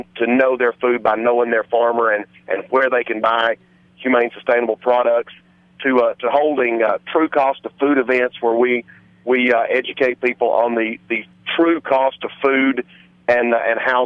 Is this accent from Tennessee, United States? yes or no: yes; East Tennessee, United States; I'm an East Tennessee cattle farmer